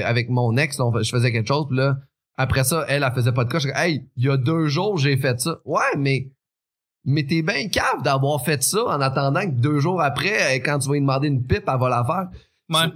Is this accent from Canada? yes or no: yes; Quebec City, Quebec, Canada; moved away; also born or lived in Beauce; je viens de la région, fait qu'on est habitué de s'aider un l'autre